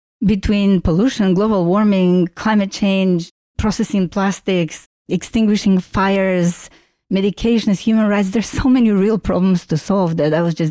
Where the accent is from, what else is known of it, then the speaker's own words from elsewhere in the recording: North Macedonia; English is a second language; moved away as an adult; also born or lived in Vienna, Austria / London, United Kingdom / Paris, France / Boston, United States; now in San Francisco, United States; I was born in Yugoslavia. It was the most beautiful place in the universe, and I miss it daily. That place of Yugoslavia is now called Macedonia, or recently renamed in Northern Macedonia. I moved to Vienna after studying architecture.